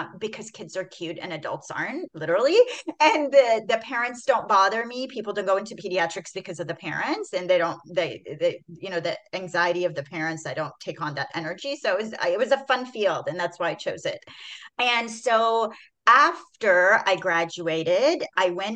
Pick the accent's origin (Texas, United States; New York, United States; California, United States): Texas, United States; Houston; also born or lived in Iran; I came here in fourth grade into Texas. I'm from Iran, and we literally moved to Houston, Texas. And I've been in Houston, Texas for like the past 30 years